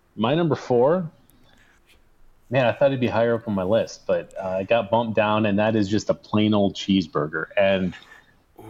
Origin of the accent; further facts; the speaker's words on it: United States; moved away; also born or lived in Arizona; Harris Pizza in my hometown